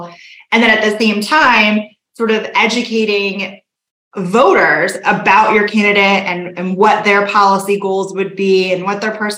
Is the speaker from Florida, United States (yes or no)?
yes; South Florida, United States; I am originally from South Florida